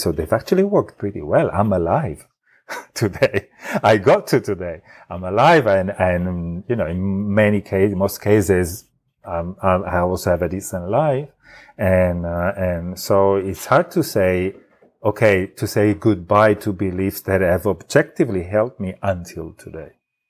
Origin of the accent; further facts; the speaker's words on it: Italy; accent: Italian; English is a second language; now I have an Italian accent, but in Italy, I even did, acting to polish my accent. And, so I had a neutral Italian accent. I removed the original.